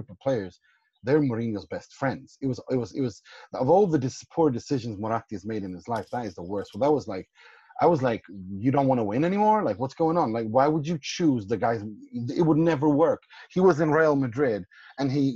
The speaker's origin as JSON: {"language": "English", "town": "Gothenburg", "region": "Västra Götaland", "country": "Sweden", "said": "I'm from Gothenburg"}